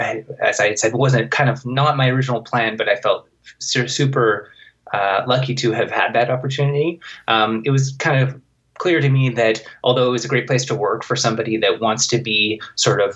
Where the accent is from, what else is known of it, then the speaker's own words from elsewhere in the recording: suburbs of Vancouver, British Columbia, Canada; I started working at an internet provider in my hometown. It's like obscure tiny town in the suburbs of Vancouver.